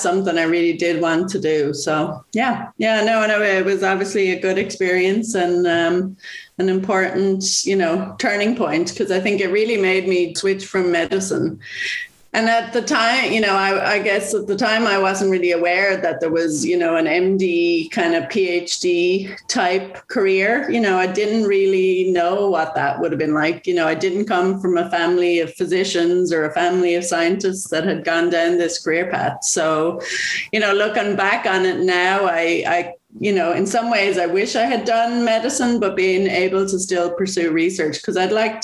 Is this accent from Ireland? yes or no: yes; Waterford, Munster, Ireland; I grew up in Waterford